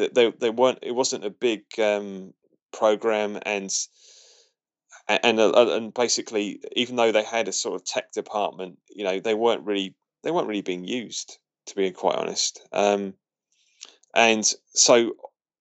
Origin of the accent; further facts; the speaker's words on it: Portsmouth, South East England, United Kingdom; Portsmouth, which is my hometown